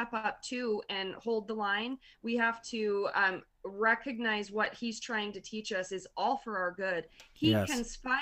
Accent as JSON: {"language": "English", "region": "Montana", "country": "United States", "said": "I'm from Montana"}